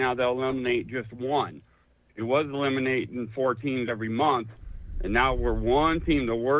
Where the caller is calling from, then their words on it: Craig, Colorado, United States; Craig, Colorado, man.